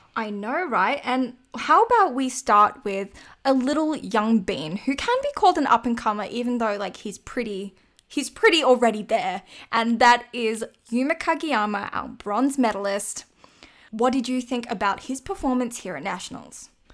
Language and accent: English; Australia; me as an Australian